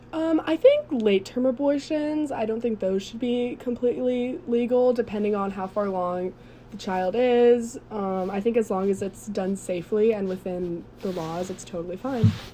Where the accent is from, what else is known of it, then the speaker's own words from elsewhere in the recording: Chevy Chase, Maryland, United States; moved away as an adult; now in South Carolina, United States; I am from Chevy Chase, Maryland